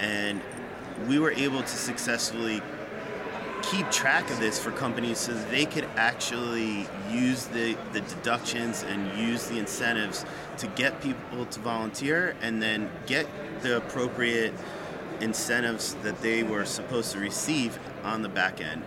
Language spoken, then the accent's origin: English; New York, United States; also born or lived in Maryland / Virginia; now in Washington, D.C. area, United States; Originally from New York lived outside the DC area, both in Maryland, Virginia, for about the past 25 years.